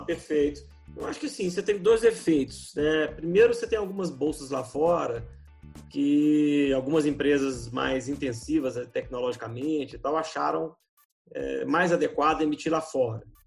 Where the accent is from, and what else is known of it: Brazil